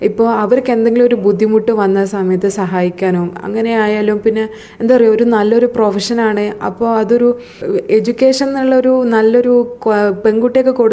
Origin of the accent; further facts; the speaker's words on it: Wayanad, Kerala, India; പക്ഷെ ഞാൻ മാത്രമേ വയനാട്ടിൽ നിന്നുള്ളൂ